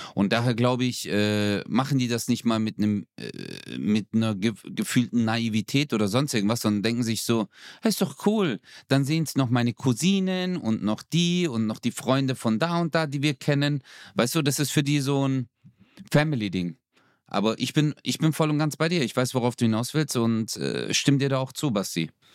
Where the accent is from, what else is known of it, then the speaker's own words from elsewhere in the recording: Stuttgart, Baden-Württemberg, Germany; now in Karlsruhe, Germany; ich bin ja eigentlich Stuttgarter